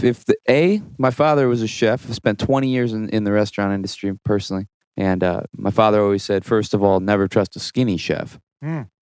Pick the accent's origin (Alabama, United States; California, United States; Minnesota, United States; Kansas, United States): Kansas, United States; Lincoln County, North Central; now in Kansas City, United States; Out in North Central Kansas in Lincoln County.